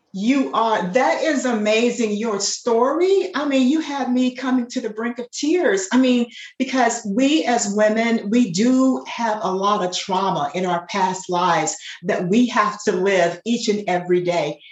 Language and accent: English; Dayton, Ohio, United States; I grew up in Dayton.